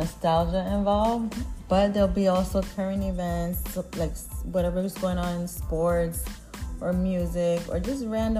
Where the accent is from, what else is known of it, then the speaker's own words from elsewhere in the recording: New York City, New York, United States; Yes, I grew up in Brooklyn.